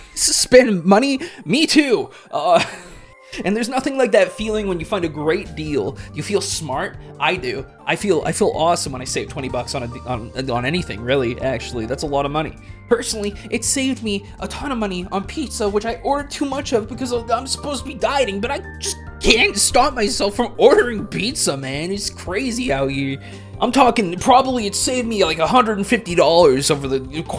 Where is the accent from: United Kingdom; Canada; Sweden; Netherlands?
Canada; I'm Canadian